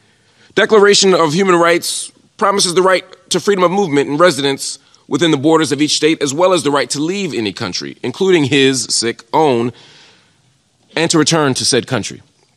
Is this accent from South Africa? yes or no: no; United States; As an American